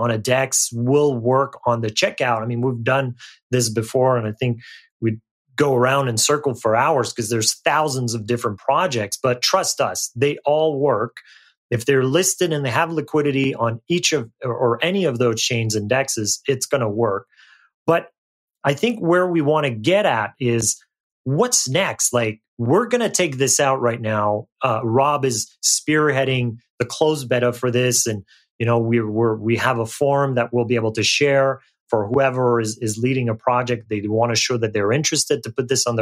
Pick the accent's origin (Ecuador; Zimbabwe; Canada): Canada; I'm Canadian